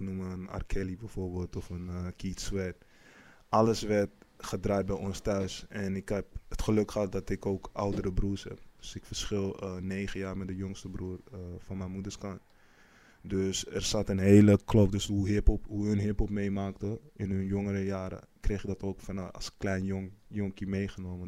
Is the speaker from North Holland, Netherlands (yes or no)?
yes; Amsterdam, North Holland, Netherlands; geboren op 21 mei 1991 in Amsterdam. Eh, deels opgegroeid in eh, Amsterdam-Oost en deels ook in Amsterdam-West